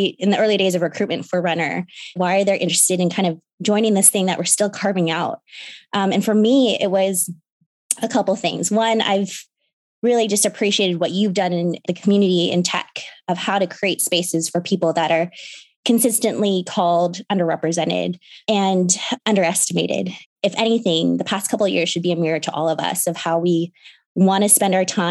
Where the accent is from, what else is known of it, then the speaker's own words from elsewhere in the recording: Seattle, Washington, United States; also born or lived in Chicago, Illinois; I grew up in Seattle